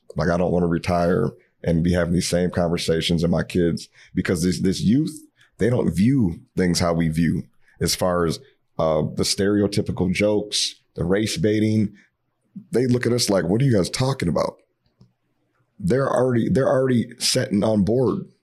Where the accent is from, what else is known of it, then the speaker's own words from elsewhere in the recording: Cincinnati, Ohio, United States; now in Minneapolis, United States; I'm not from Minneapolis. I'm from Cincinnati originally, but I call this home.